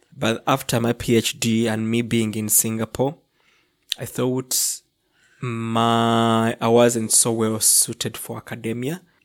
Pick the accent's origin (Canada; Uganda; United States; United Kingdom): Uganda; Entebbe, Central Region; moved away as an adult; also born or lived in Kampala, Uganda; I come from, um, um, a town s, on, located on Lake Victoria. It's a peninsula on Lake Victoria called Entebbe